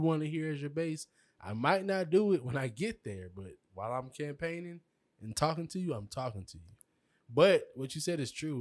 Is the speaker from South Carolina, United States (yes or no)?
yes; South Carolina, United States; now in Georgia, United States; I'm from South Carolina